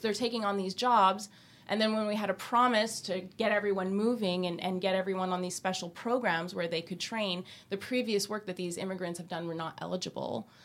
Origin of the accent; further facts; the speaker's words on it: Quebec, Canada; growing up in Quebec